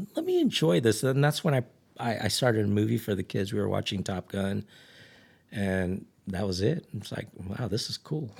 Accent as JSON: {"language": "English", "town": "Ridgecrest", "region": "California", "country": "United States", "tie": "born or raised there", "said": "I grew up in Ridge Crest."}